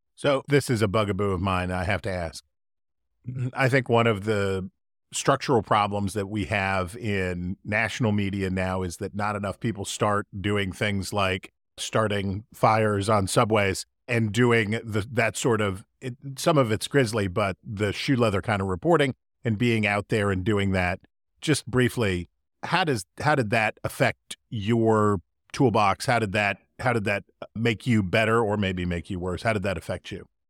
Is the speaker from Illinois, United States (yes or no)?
no; West Virginia, United States; my hometown in West Virginia.